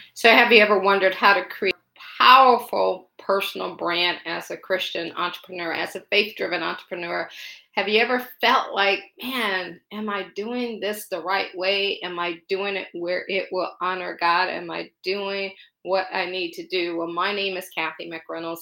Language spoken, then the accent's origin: English; Akron, Ohio, United States; moved away as an adult; also born or lived in Baltimore / Boston / Pittsburgh; now in Washington, D.C., United States; I'm from Akron, Ohio